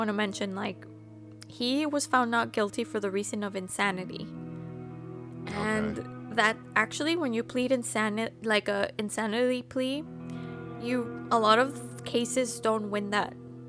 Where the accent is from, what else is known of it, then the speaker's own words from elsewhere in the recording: Texas, United States; moved away; I know, I'm from Texas